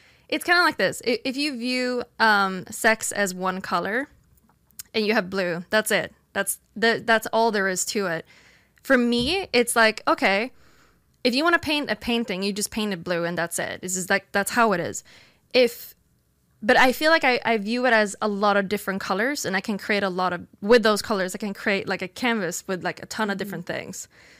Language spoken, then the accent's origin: English; Sweden; English is a second language; so I'm from Sweden, where we are a lot more, we're not as religious.